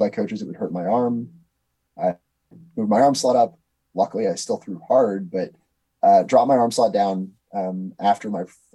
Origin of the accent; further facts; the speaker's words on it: Wisconsin, United States; I grew up in the Act 10 era in Wisconsin